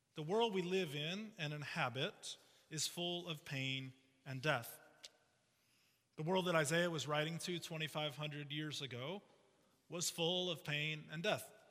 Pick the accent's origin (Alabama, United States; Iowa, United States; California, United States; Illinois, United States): Illinois, United States; Chicago; I grew up in the Chicago area